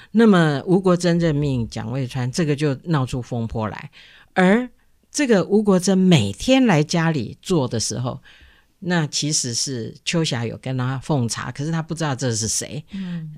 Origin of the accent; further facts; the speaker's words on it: Taiwan; 我们台湾人